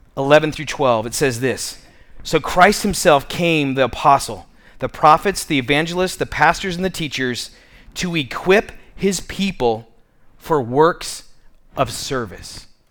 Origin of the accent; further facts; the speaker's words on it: Tucson, Arizona, United States; I grew up in Midtown